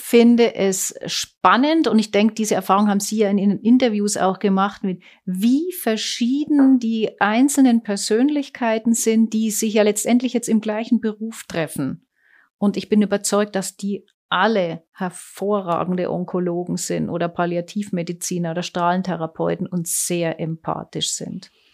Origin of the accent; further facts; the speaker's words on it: Germany; moved away as an adult; now in Switzerland; Ich bin in Deutschland groß geworden und aber seit meinem 24. Lebensjahr in der Schweiz.